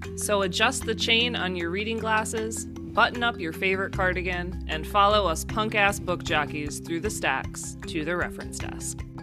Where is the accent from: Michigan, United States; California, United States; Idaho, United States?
Michigan, United States; moved away; also born or lived in Florida; I grew up in Michigan